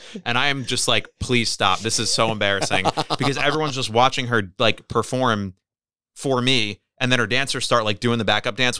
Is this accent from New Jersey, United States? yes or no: yes; New Jersey, United States; I'm from New Jersey.